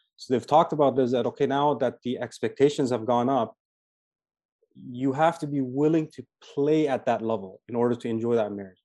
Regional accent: Toronto, Ontario, Canada; also born or lived in Medina, Saudi Arabia; I'm from Toronto, Canada

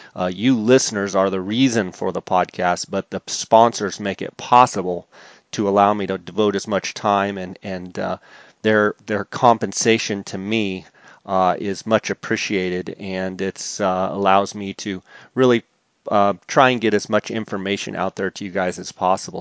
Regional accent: Arizona, United States; based right out of Flagstaff, Arizona, in my home state

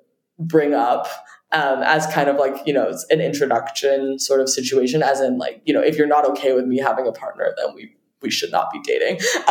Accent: Beijing, China; I will say I did grow up internationally as well. And so I came from different culture altogether. I grew up partially in Beijing, where the dating culture is very different.

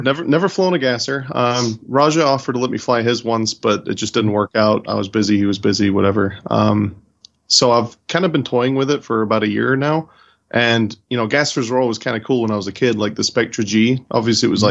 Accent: California, United States; moved away as an adult; also born or lived in White Plains, New York; now in Charlotte, United States; originally from California. So I grew up in California

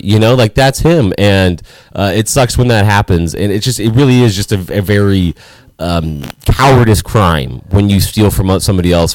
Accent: Los Angeles, California, United States; moved away; my hometown

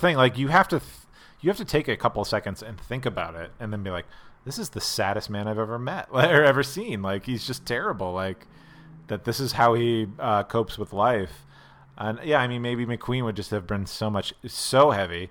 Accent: Pennsylvania, United States; now in Los Angeles, United States; I grew up in in Pennsylvania where you ha, you can only buy your beer in one place

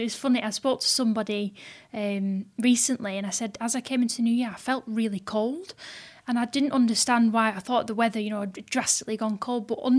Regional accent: Bolton, North West England, United Kingdom; Born and bred in Bolton. My grandparents, grandma still lives here. They've always lived here.

